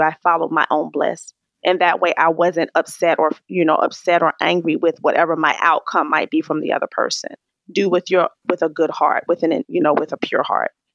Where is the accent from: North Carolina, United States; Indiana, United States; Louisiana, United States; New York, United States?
North Carolina, United States; Raleigh; moved away; also born or lived in Maryland; I was born in Raleigh, North Carolina.